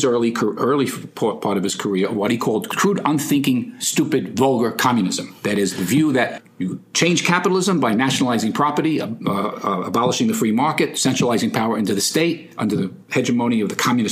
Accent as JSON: {"language": "English", "town": "New York City", "region": "New York", "country": "United States", "said": "I'm from the Bronx"}